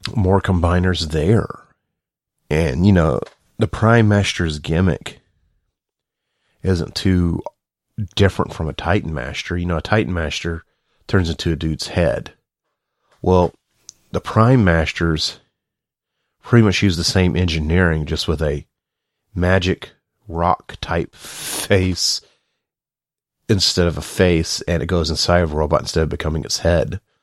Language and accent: English; the South, United States; I'm from the South